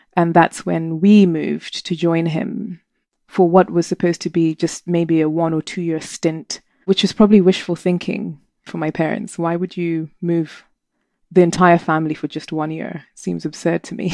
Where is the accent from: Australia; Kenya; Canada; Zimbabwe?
Zimbabwe; moved away as an adult; Zimbabwe. Gosh, I was born soon after independence, five years later. And, uh, I was a born free, and it was an amazing childhood